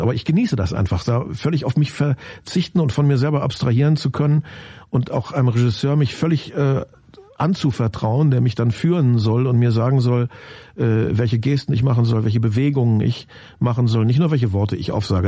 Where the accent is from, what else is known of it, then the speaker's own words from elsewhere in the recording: Germany; also born or lived in Lusatia; Ich habe ja nur behauptet, dass ich die Herkunft habe. Aufgewachsen bin ich ja im Westen